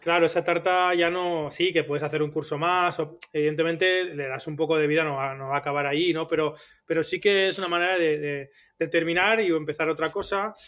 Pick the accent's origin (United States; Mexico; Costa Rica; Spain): Spain; Huesca, Aragon; moved away as an adult; also born or lived in Barcelona; soy de Huesca